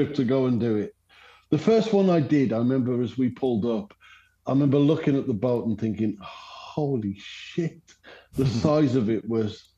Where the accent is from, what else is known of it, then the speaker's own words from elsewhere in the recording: England, United Kingdom; I grew up in England